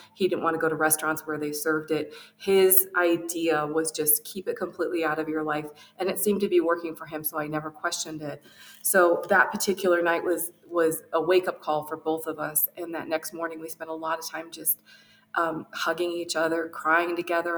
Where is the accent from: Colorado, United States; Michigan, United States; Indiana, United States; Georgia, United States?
Michigan, United States; outside of Detroit; I was raised outside of Detroit